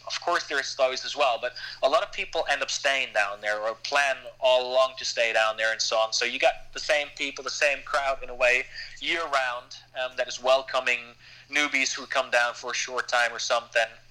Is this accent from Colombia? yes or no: no; Germany; moved away as an adult; now in Girona, Spain; I'm from Germany, so I'm I'm not grown up with the mentality of countries where you don't talk about pay